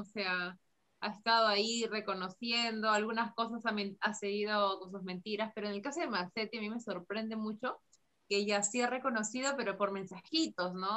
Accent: Peru; como peruanos

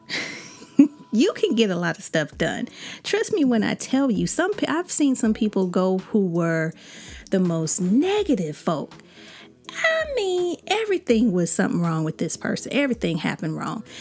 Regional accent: Chicago, Illinois, United States; I'm from Chicago

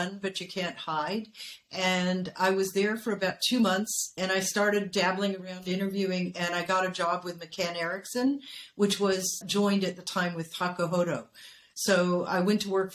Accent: United States; moved away as an adult; now in Japan; I'm an American

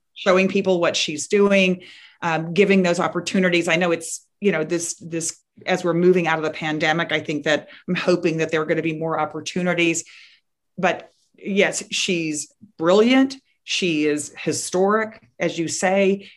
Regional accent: Texas, United States; my home state of Texas

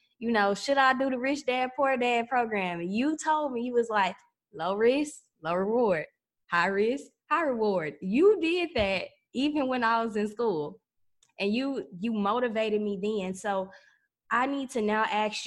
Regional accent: Pine Bluff, Arkansas, United States; I'm from Pine Bluff, Arkansas.

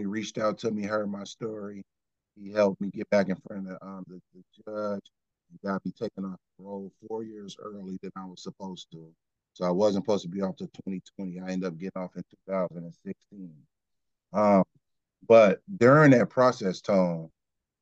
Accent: Kenosha, Wisconsin, United States; I'm from Kenosha

